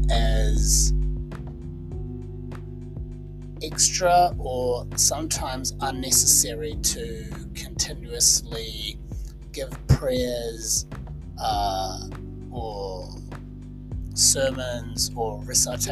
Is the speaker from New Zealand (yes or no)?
yes; New Zealand; my home country of New Zealand